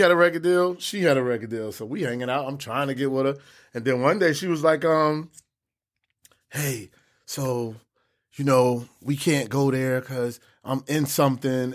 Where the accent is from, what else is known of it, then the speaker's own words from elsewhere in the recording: Newark, New Jersey, United States; I'm from Brick City, Newark, New Jersey